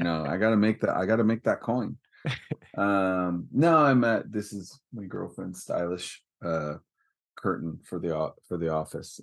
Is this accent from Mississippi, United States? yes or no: no; Northern California, United States; I'm from California, it makes it, would make everyone think, like, beach and warmth, but that's a little southern. I'm northern